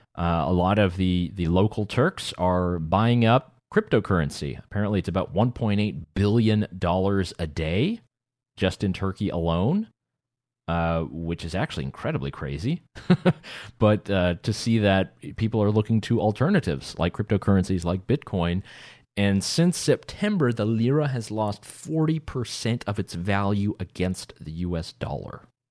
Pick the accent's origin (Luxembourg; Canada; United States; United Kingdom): United States; North Carolina; growing up in North Carolina